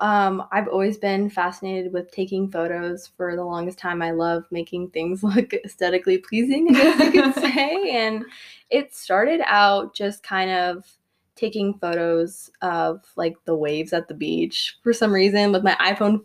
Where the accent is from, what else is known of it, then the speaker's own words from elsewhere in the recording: Southern California, United States; I'm 19 years old, born and raised in Southern California